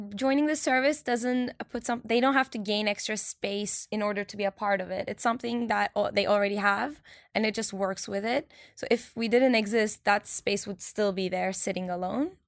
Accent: Turkey; now in New York, United States; I'm from Turkey

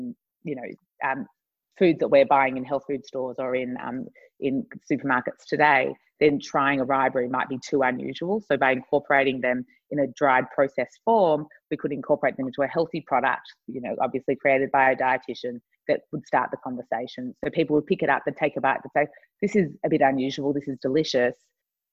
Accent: Australia; I was born in Australia, I grew up in Australia

